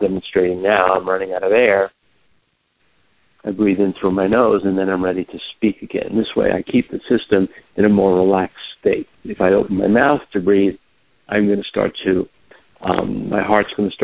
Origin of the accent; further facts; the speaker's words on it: New York City, New York, United States; I grew up in New York City